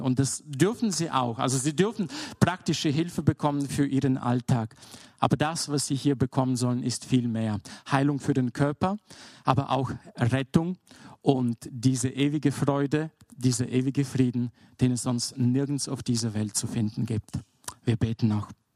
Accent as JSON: {"language": "German", "country": "Bulgaria", "tie": "born or raised there", "moved": "yes", "said": "Ich bin in Bulgarien aufgewachsen"}